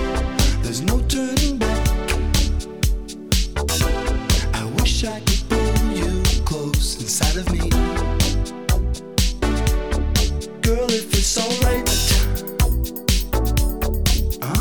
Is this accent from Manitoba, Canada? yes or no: no; Montreal, Quebec, Canada; moved away as an adult; now in New York City, United States; I'm from Montreal, Canada